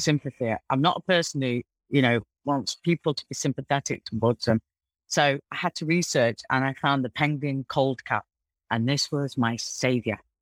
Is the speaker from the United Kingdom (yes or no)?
yes; Manchester, North West England, United Kingdom; now in Dubai, United Arab Emirates; we were brought up in Mossad in Manchester